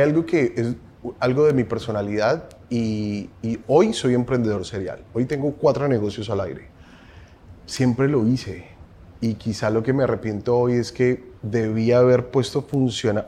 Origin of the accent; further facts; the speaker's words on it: Colombia; Soy colombiano, tengo 40 años